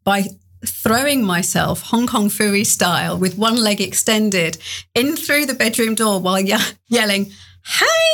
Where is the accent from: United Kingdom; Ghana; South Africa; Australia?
United Kingdom; England; moved away; you probably tell from the accent, I grew up in England.